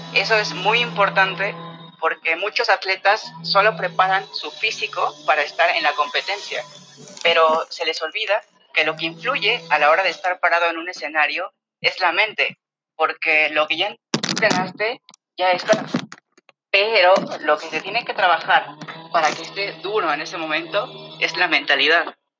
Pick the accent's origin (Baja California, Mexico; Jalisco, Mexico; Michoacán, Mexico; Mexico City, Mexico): Mexico City, Mexico; soy de la Ciudad de México